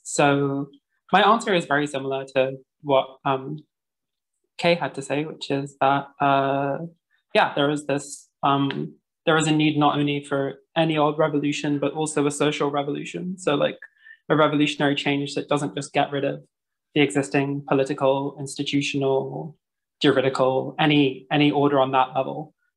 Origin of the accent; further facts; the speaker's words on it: London, United Kingdom; now in Vienna, Austria; I am a Londoner based in Vienna.